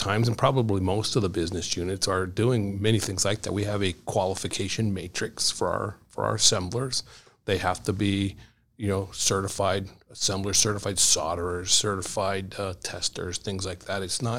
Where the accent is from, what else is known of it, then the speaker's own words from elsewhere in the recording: Ohio, United States; moved away as an adult; now in Connecticut, United States; So I grew up in Ohio, the Midwest. My parents lived in Pittsburgh when I went into the service.